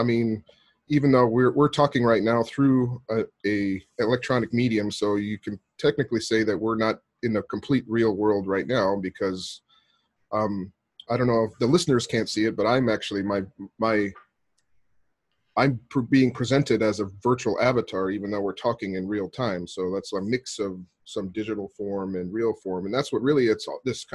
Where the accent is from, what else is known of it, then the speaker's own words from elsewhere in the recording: Arizona, United States; moved away as an adult; now in Japan; I grew up in Arizona, but I've been living in Japan for the last 17 years now